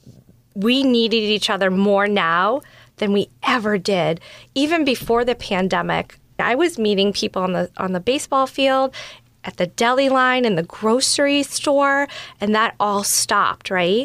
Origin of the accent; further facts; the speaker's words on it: Georgetown, Massachusetts, United States; also born or lived in Salem, Massachusetts; I grew up in Georgetown, Massachusetts